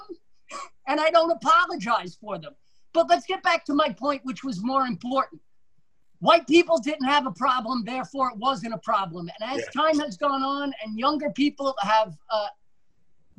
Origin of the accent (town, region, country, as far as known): United States